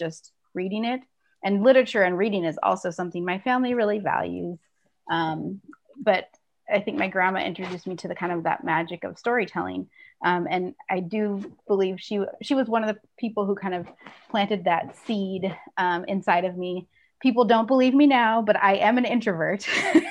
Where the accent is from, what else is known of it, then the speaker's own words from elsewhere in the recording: Minneapolis, Minnesota, United States; I grew up in the Twin Cities